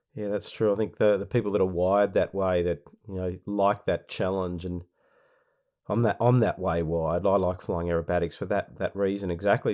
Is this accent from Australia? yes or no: yes; Victoria, Australia; my home state of Victoria